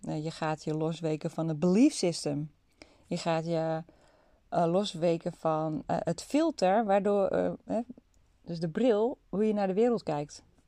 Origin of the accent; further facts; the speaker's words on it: North Holland, Netherlands; ik kom uit Noord-Holland zoals je misschien wel kunt horen